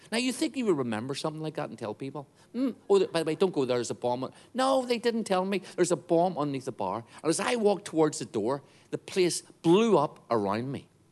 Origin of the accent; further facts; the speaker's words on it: Northern Ireland, United Kingdom; I grew up in Northern Ireland.